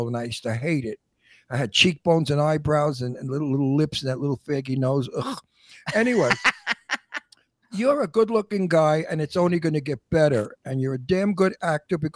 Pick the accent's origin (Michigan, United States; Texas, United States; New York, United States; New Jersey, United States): New York, United States; New York City; I'm an Italian from Brooklyn